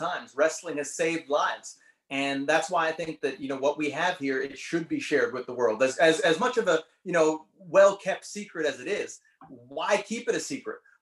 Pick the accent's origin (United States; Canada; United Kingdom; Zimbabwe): Canada; being Canadian